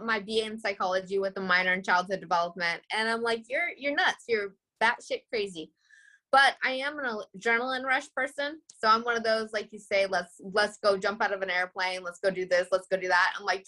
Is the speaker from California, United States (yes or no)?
yes; California, United States; accent: like a Canadian accent with a little bit of twang; also born or lived in Philadelphia; now in New York, United States; I'm originally from California, but I live in New York